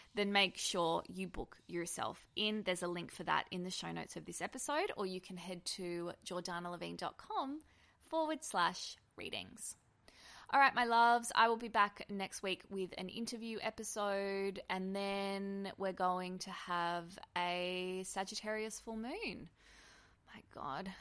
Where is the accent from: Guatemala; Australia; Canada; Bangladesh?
Australia; being an Australian